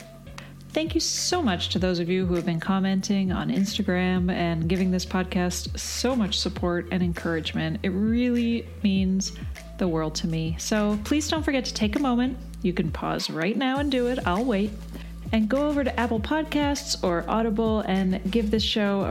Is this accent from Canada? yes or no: yes; Canada; also born or lived in British Columbia; I'm from Canada, and I actually lived in BC for a bit